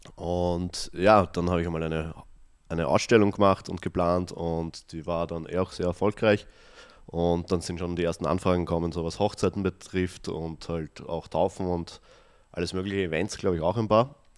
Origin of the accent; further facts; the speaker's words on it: Austria; ich bin ja selber in, am Land aufgewachsen, mhm. also in einem 200 Einwohner Dorf